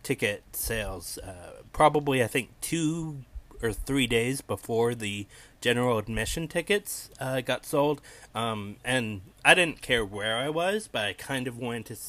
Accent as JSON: {"language": "English", "country": "United States", "said": "As an American"}